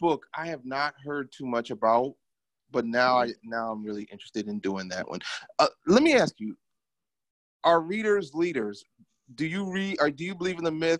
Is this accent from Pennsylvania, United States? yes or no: yes; Philadelphia, Pennsylvania, United States; I'm from Philadelphia, which is a pretty big city on the East Coast